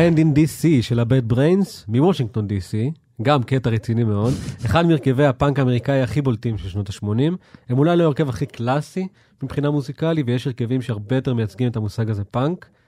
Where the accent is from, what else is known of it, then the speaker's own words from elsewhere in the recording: Israel; מה, מאיפה אתה בישראל? ואני כאילו, אמ, מתל אביב